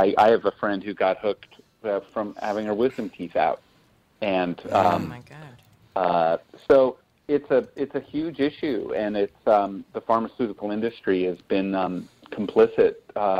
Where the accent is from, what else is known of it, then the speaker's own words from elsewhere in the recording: West Des Moines, Iowa, United States; I grew up in West Des Moines, and of course, if you're from West Des Moines, you either...